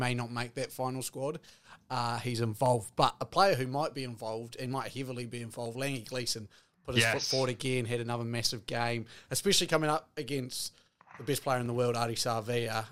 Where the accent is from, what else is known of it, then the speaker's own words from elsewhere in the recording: New Zealand; As a New Zealander